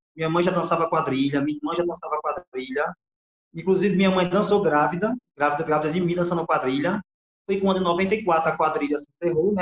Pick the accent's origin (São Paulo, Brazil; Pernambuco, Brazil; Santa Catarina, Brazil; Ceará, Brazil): Ceará, Brazil; moved away as an adult; now in Alagoas, Brazil; eu sou do Ceará. Agora moro em Alagoas, né? Faz sete anos que eu estou em Alagoas, mas a minha trajetória junina toda começou no Ceará